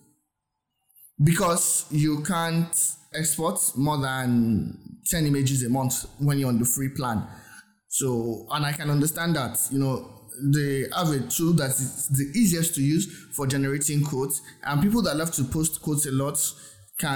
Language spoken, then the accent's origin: English; Nigeria; I'm from Nigeria. My accent might not be as great as yours or might not sound as yours